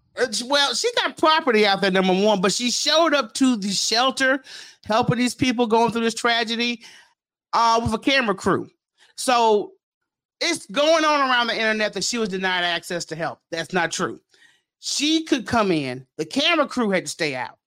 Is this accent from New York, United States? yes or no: no; Memphis, Tennessee, United States; I'm from South Memphis